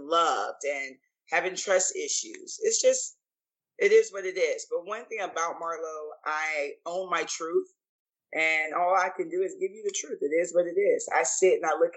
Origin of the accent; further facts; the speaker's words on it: St. Petersburg, Florida, United States; moved away as an adult; also born or lived in Clearwater, Florida / Tampa, Florida; now in Atlanta, United States; raised in St. Petersburg, Florida